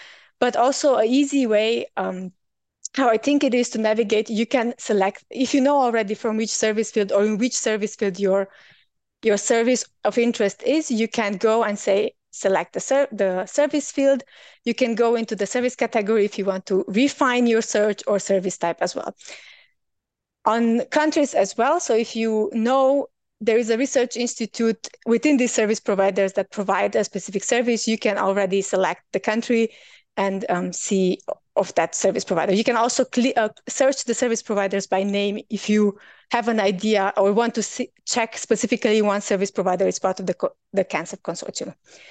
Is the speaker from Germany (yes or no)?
yes; Germany; So because I'm from Germany, of course, generally, I cannot really apply for service providers that are providing services from Germany.